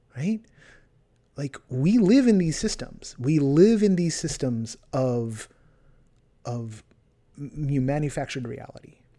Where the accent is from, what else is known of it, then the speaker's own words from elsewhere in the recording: California, United States; moved away; my home state is on fire